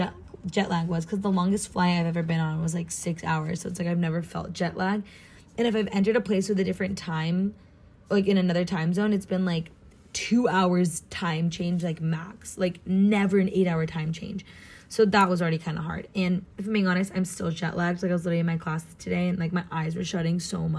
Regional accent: Southern California, United States; accent: American; I'm from Southern California, especially, like, more deserty area

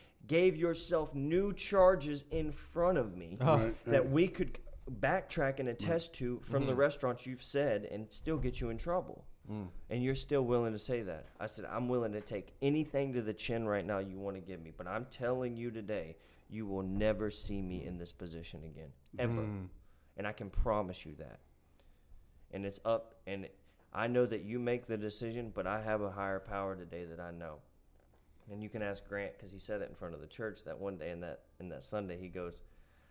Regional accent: Appalachia, United States; I am a kid from Appalachia

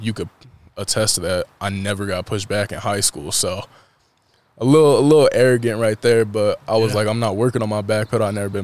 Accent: Colorado, United States; moved away as an adult; also born or lived in Kearney, Nebraska; back in my home state.

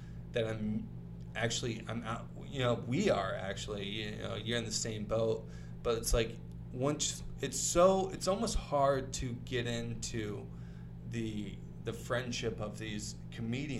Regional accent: Ohio, United States; I'm from Ohio.

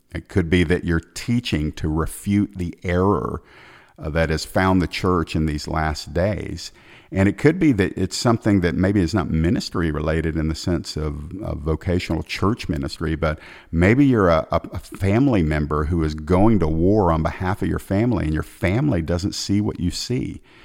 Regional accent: Georgia, United States; my home state of Georgia here in the United States

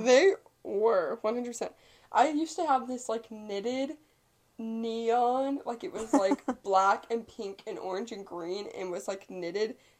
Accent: Viburnum, Missouri, United States; moved away; in my hometown, like my grandparents are f- friends with my friend's grandparents because they went to school together

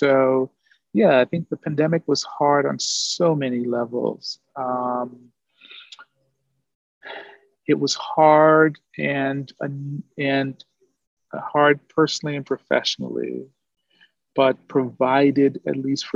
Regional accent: New York City, New York, United States; now in Oakland, United States; I am from Brooklyn, New York

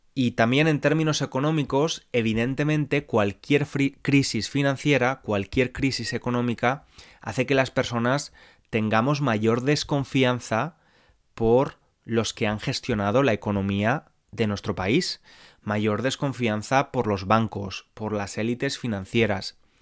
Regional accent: Spain

